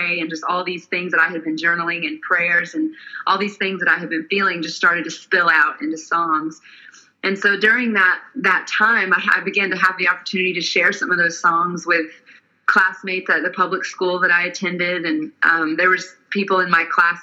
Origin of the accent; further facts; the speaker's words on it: Atlanta, Georgia, United States; also born or lived in Nashville, Tennessee; I'm originally from the Atlanta, Georgia area, and then I moved to Nashville to go to college